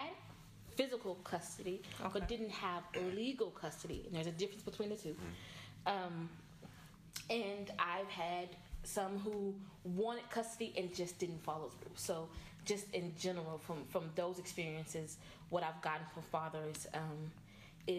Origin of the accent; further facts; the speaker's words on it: Dallas, Texas, United States; also born or lived in Houston; I was born and raised here in Dallas. I grew up in Oak Cliff, educated in DISD schools.